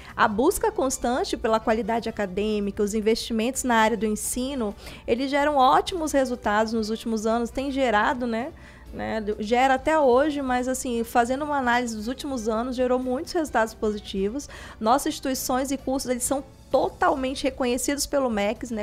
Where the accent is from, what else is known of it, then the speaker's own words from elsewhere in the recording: Castanhal, Pará, Brazil; Eu sou de Castanhal